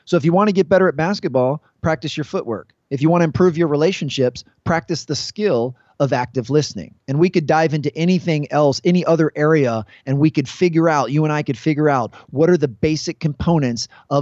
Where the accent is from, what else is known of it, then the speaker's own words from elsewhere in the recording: Washington, District of Columbia, United States; I'm from the Washington, D.C. area, and I was able to work at two high schools here